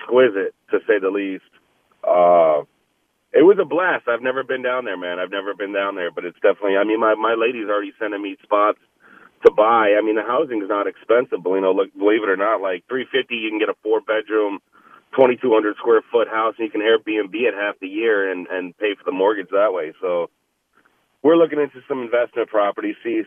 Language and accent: English; New York, United States; I'm a local guy, right? Like, I'm from New York.